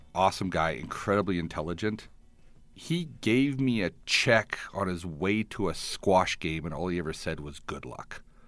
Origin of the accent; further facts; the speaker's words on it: Edmonton, Alberta, Canada; now in Calgary, Canada; I grew up in Edmonton